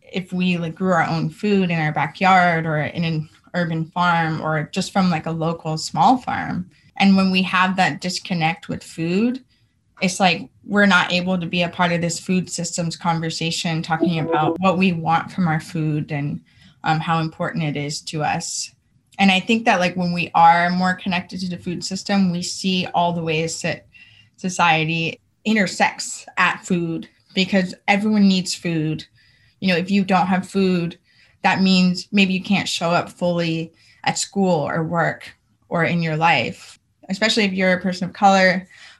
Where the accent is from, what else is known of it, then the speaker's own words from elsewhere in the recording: California, United States; Growing up in California, I did see queer folks